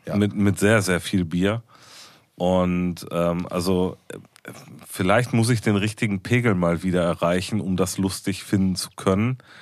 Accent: Ruhr area, North Rhine-Westphalia, Germany; wir sind aus dem Pott

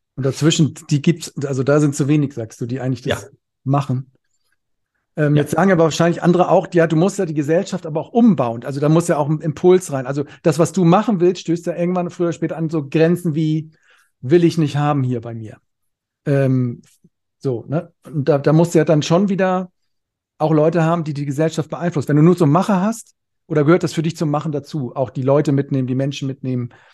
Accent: Cologne, North Rhine-Westphalia, Germany; ich komme hier aus Köln

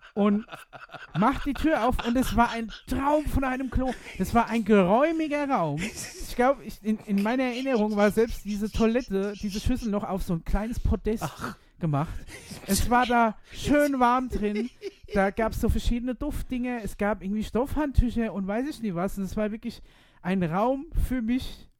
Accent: Aschaffenburg, Bavaria, Germany; hier in Aschaffenburg

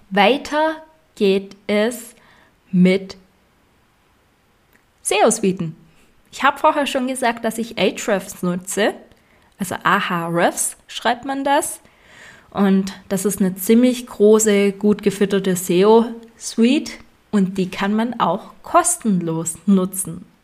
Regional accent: Swabia, Germany; Und ich als Schwabe empfehle dir Lifetime-Version

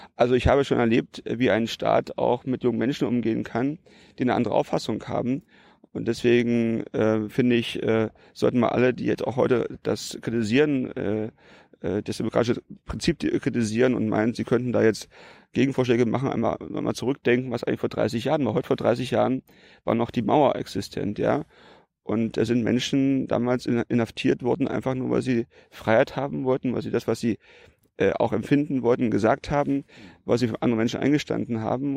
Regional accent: Brandenburg, Germany; 44 Jahre, mhm wohne ich äh, in Brandenburg. Damals äh, war es natürlich nicht Brandenburg, wo ich aufgewachsen bin. Da gab es noch die DDR

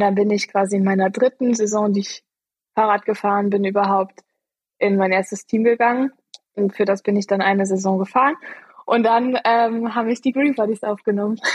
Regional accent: Eifel, Germany; moved away as an adult; also born or lived in Freiburg; Ich bin aufgewachsen in der Eifel

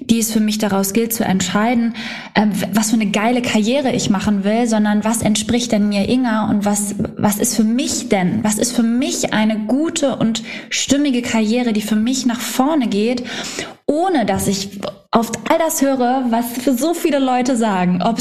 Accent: Schwedeneck, Schleswig-Holstein, Germany; Ja, nicht ganz, genau, äh, Schwedeneck.

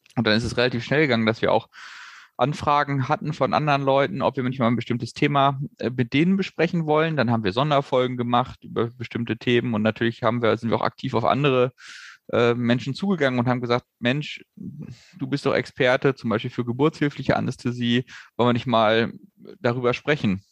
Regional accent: Hanover, Lower Saxony, Germany; wir beide gebürtig aus Hannover kommen

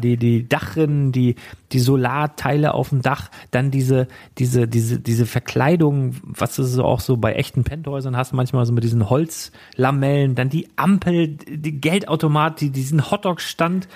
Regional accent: Schleswig-Holstein, Germany; ein paar Kilometer weiter in einem Dorf, wo ich letztendlich aufgewachsen bin

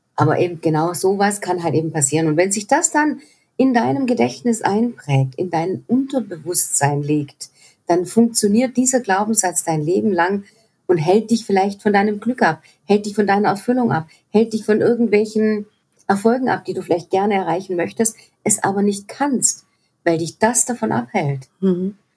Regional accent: Swabia, Germany; ich komme aus dem Schwäbischen auch noch, Heus-, Schaffe, Schaffe, Häusle-Bauer

